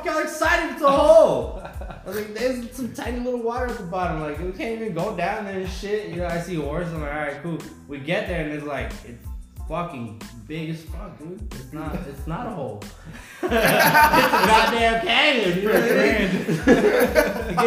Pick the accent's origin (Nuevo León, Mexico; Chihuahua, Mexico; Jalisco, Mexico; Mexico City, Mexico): Chihuahua, Mexico; Ciudad Juarez; I'm from Ciudad Juarez, Mexico